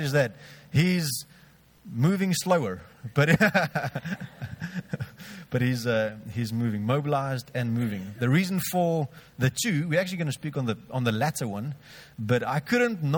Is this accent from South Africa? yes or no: yes; George, Western Cape, South Africa; I grew up in George. I'm 32 now, so I'm not part of the Chokma group.